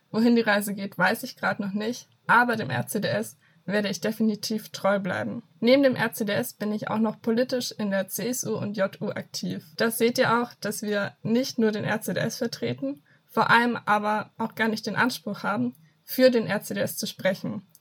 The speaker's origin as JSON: {"language": "German", "town": "Fürth", "region": "Bavaria", "country": "Germany", "said": "Ich sitze hier im Süden, im schönen Franken ich komme nämlich aus Fürth und studiere in Erlangen Philosophie und Buchwissenschaft."}